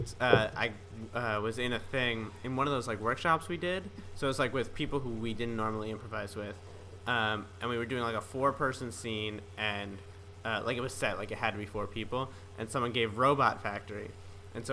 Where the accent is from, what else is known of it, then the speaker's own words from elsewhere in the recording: East Coast, United States; I'm from the East Coast